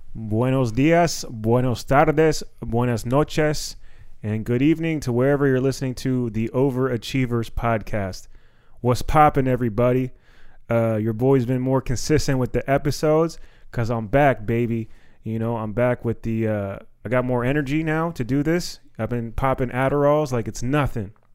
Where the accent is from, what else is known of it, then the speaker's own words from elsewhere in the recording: Silver Spring, Maryland, United States; growing up in Silver Spring